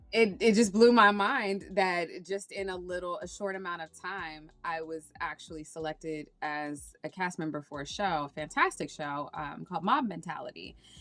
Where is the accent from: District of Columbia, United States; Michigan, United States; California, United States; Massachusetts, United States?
District of Columbia, United States; Washington; moved away as an adult; also born or lived in Nevis / Saint Kitts; now in New York, United States; I was born and raised in Washington, D C